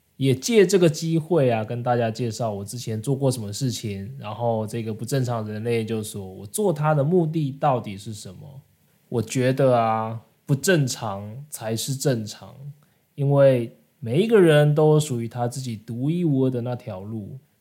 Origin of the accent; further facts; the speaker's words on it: Taiwan; 我是来自台湾